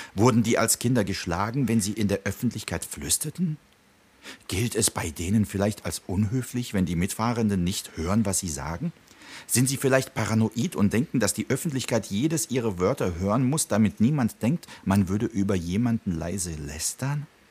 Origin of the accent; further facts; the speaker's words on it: the West, West Germany, Germany; also born or lived in Prague, Czech Republic; Da waren ja viele Türken oder da, wo ich aufgewachsen bin, eher so Aramäer.